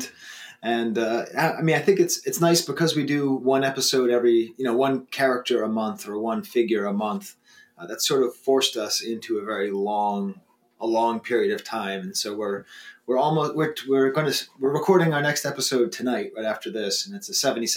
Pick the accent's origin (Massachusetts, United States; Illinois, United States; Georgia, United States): Massachusetts, United States; Boston; moved away as an adult; also born or lived in Watertown, Massachusetts / California; now in Western New York, United States; I'm from Boston, but I lived a long time in California